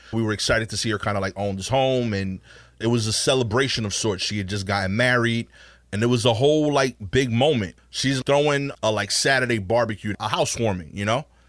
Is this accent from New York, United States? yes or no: yes; New York City, New York, United States; Born and raised, not like I just showed up here from the middle of the country. I'm actually, like, from Brooklyn